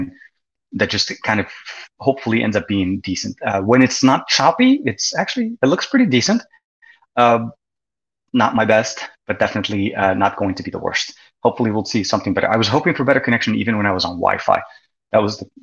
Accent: Lebanon; growing up in Lebanon when I was a kid

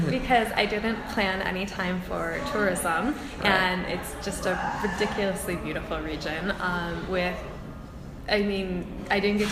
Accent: Farmington Hills, Michigan, United States; also born or lived in Edinburgh, Scotland; I'm from Farmington Hills originally

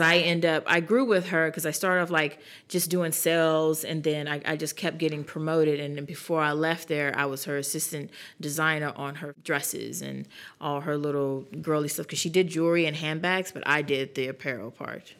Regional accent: New York, United States; moved away as an adult; now in South Carolina, United States; we're from New York

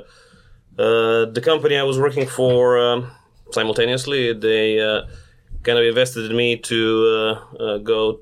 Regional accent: Zagreb, City of Zagreb, Croatia; moved away as an adult; now in Ulsan, South Korea; I'm from Zagreb, Croatia, which is a relatively small country in Europe

